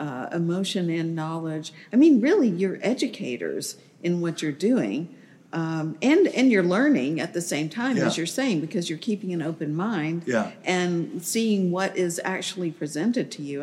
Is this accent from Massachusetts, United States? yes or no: no; Atlanta, Georgia, United States; I'm from Atlanta, and as a native Atlantan